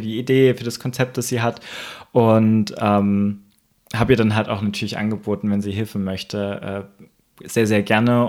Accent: Thuringia, Germany; now in Leipzig, Germany; ich komme ursprünglich aus der Gegend

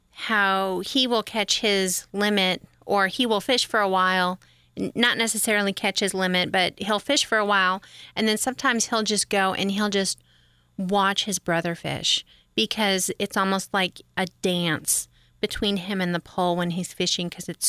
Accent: Great Lakes, United States; I grew up around the Great Lakes, so...

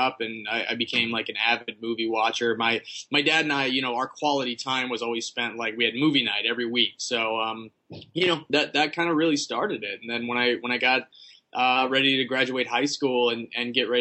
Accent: Russellville, Arkansas, United States; moved away as an adult; now in Los Angeles, United States; I'm originally from Russellville, Arkansas, which is, really small town, in between like Fayetteville and Little Rock

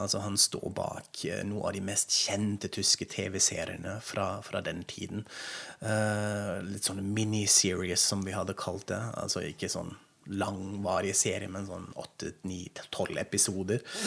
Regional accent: Germany; accent: German; Norwegian is a second language; moved away as an adult; now in Norway; Jeg er tysk, som dere kanskje hører. Så dere får en del eh, tysk aksent

